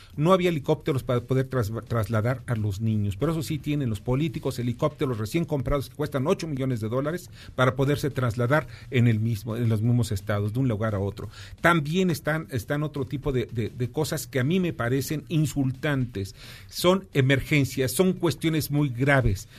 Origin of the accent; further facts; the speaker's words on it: Mexico; nosotros los mexicanos